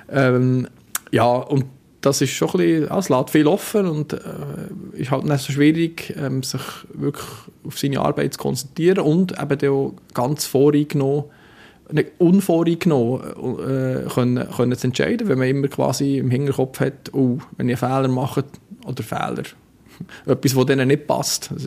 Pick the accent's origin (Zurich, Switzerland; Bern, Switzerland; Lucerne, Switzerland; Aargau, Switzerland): Bern, Switzerland; ich bin nicht als Berner auf dem Platz